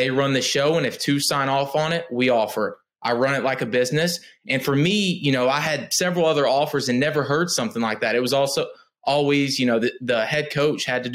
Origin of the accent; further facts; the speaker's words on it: outside Knoxville, East Tennessee, United States; I come from East Tennessee, right outside of Knoxville